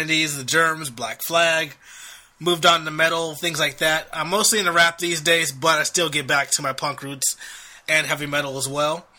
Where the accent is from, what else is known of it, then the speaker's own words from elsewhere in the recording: Long Beach, California, United States; also born or lived in San Francisco; I grew up in Long Beach, California, which is right between LA and Orange County